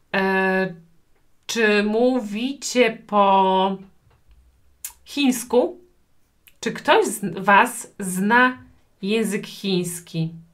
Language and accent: Polish; Poland; Ja urodziłam się w Polsce